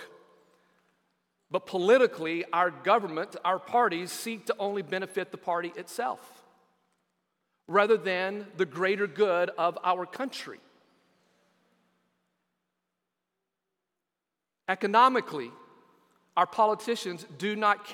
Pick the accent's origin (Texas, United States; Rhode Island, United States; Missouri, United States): Texas, United States; West; Growing up in West Texas